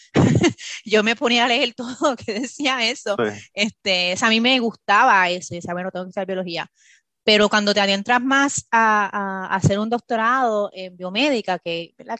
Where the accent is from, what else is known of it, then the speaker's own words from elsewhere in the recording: Bayamón, Puerto Rico; moved away as an adult; now in Maryland, United States; Yo nací en Puerto Rico, eh, me fui en Puerto Rico, en Bayamón, Puerto Rico, e hice mi bachillerato.